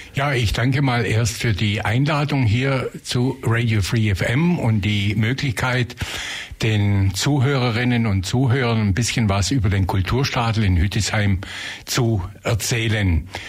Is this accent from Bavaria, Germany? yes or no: yes; Leipheim, Bavaria, Germany; also born or lived in Tübingen; now in Ulm, Germany; ich bin gebürtig aus Leipheim, in der Nähe von Günzburg, habe mein Abitur hier in Ulm gemacht